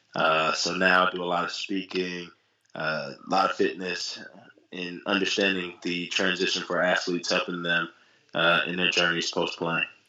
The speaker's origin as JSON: {"language": "English", "region": "North Carolina", "country": "United States", "said": "I'm from North Carolina"}